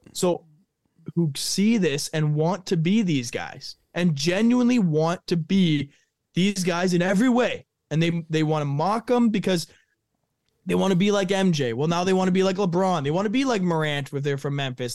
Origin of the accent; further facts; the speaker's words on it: Thunder Bay, Ontario, Canada; also born or lived in Rochester; I'm from, born and raised Thunder Bay.